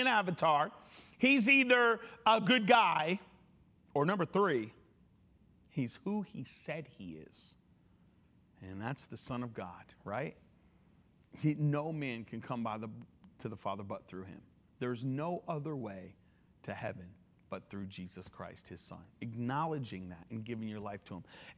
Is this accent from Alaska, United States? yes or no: no; Connecticut, United States; I grew up in Connecticut